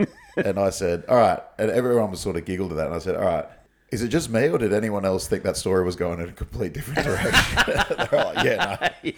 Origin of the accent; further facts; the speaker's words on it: Sunshine Coast, Queensland, Australia; also born or lived in Central and South America / Lockhart River; I grew up on the Sunshine Coast, completely sheltered.